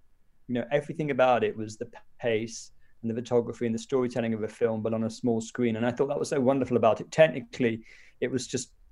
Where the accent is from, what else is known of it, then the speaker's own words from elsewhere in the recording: Manchester, North West England, United Kingdom; I grew up in Manchester in a very religious Christian family